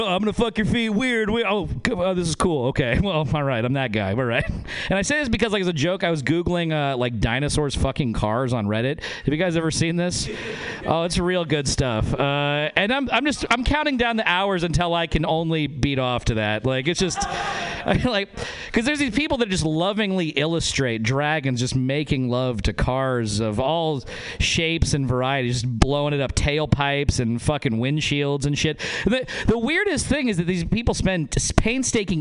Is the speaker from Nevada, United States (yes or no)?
yes; Northern Nevada, United States; I'm from Northern Nevada